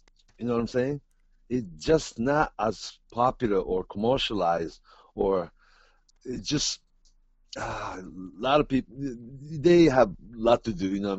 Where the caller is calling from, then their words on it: Tokyo, Japan; You're talking from Seattle, and I'm really talking from Tokyo